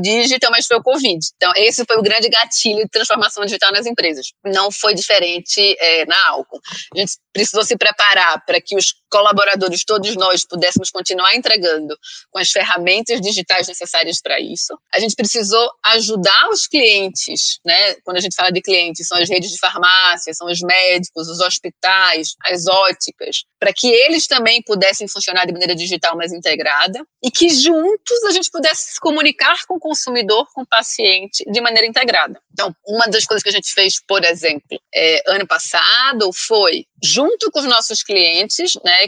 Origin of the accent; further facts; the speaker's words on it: Recife, Pernambuco, Brazil; accent: Nordestina; also born or lived in United States; now in São Paulo, Brazil; É, sou pernambucaníssima, é, nasci no Recife e já morei em várias cidades diferentes no mundo.